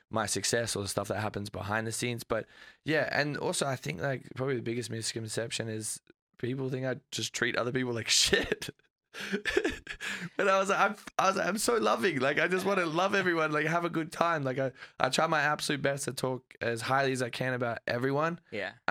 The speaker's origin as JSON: {"language": "English", "country": "Australia", "moved": "as an adult", "said": "I'm Australian."}